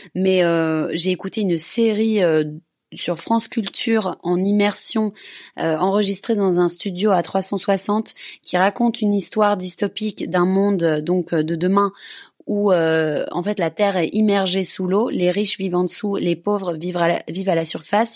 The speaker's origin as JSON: {"language": "French", "country": "Belgium", "moved": "yes", "said": "je suis belge"}